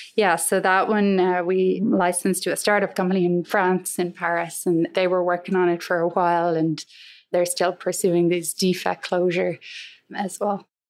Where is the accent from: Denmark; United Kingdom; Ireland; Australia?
Ireland; Galway, Connacht; moved away as an adult; now in United States; I grew up in Galway, close to a place called Saltilh, which is right on the ocean there